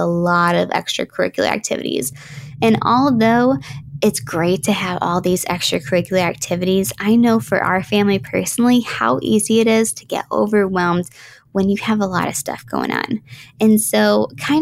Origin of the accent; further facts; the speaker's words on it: Western New York, United States; growing up in Western New York